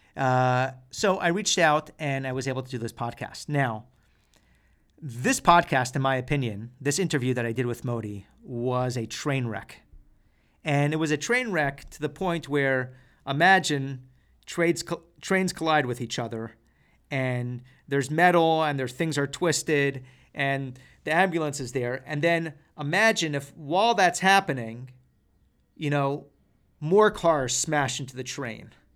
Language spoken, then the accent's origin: English; Seattle, Washington, United States; that's my hometown